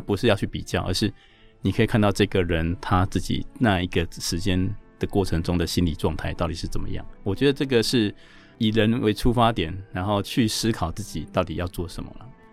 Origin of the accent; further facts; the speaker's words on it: Chiayi, Taiwan; now in Taipei, Taiwan; 我是嘉义人